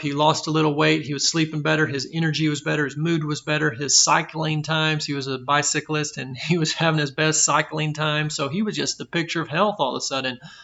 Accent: Belton, Texas, United States; I was born and raised in Texas, in Central Texas, in Belton

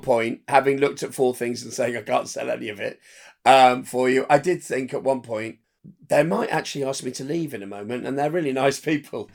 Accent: Windsor, South East England, United Kingdom; I'm from near London in Windsor

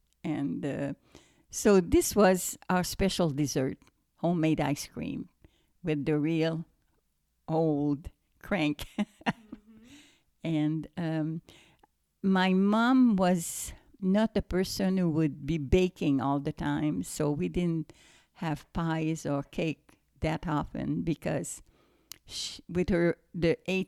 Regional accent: Montreal, Quebec, Canada; first language French; English is a second language; moved away as an adult; now in United States; Well, I am from Quebec, so it's French Canadian. And when I went to the United States, I was about 20, turning 21. And I really did not speak English because where I was in Montreal, it was really just French speaking people.

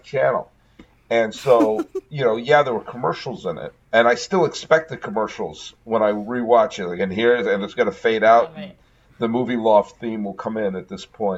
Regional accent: New England, United States; moved away; also born or lived in Willimantic, Connecticut / Mansfield Center, Connecticut; I haven't lived in New England for a while, but I was born and raised in New England

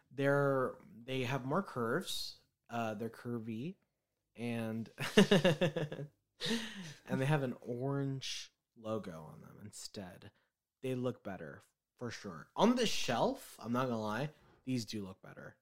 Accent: United States; I'm American

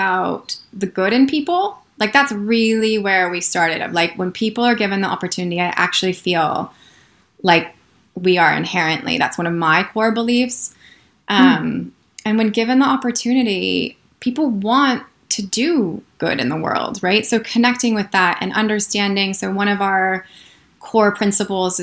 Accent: United States; moved away as an adult; now in New Zealand; as an American

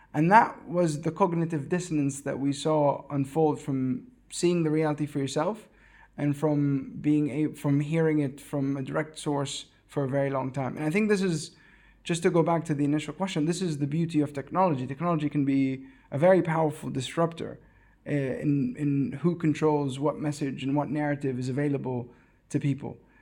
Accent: West Bank, Palestine; I grew up in the West Bank, I've never been to Gaza

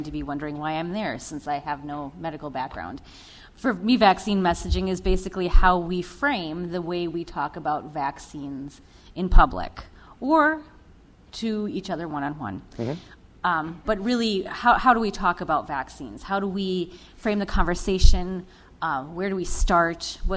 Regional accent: St. Paul, Minnesota, United States; Born and raised in St. Paul

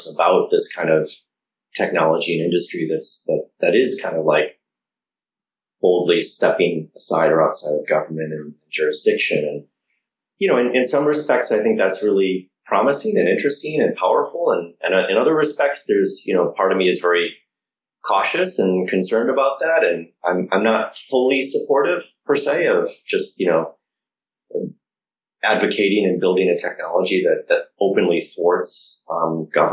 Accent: United States; I'm American. I'm based here.

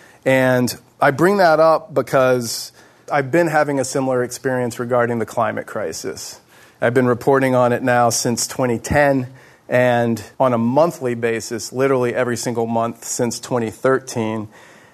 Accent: Houston, Texas, United States; moved away as an adult; also born or lived in Alaska; a guy born and raised in Houston, Texas

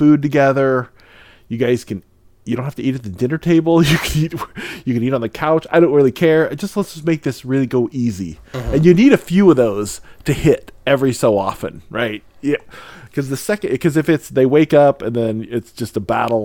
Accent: Midwest, United States; now in Seattle, United States; I grew up in the Midwest where we would get some decent snow

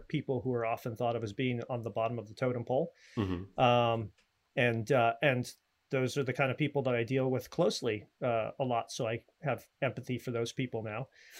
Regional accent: New York, United States; also born or lived in Maryland / Virginia / Austin, Texas; now in Los Angeles, United States; Well, I'm East Coast originally, New York, Maryland, Virginia, different points of my growing up, of my childhood. And then I went to school for film out in Austin, Texas. And then I packed up a U-Haul and moved out here to make my fortune.

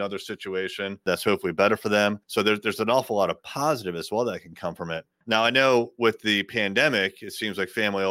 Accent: Chesapeake, Virginia, United States; I'm from a little town called Chesapeake, Virginia

